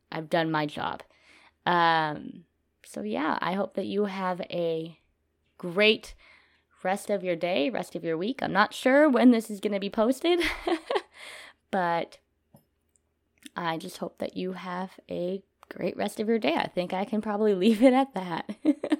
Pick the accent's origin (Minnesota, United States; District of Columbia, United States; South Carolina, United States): Minnesota, United States; moved away as an adult; now in Texas, United States; I am from Minnesota